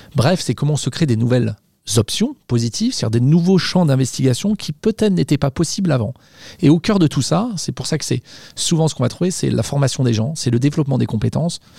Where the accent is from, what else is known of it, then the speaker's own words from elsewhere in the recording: Savoy, Auvergne-Rhône-Alpes, France; je suis savoyard